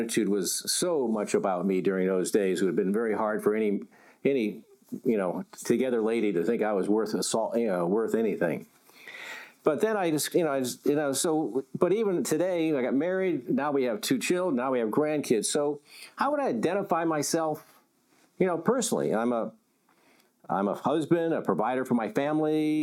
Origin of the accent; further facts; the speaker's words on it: Connecticut, United States; I grew up in Connecticut. I was what you would call a New England WASP.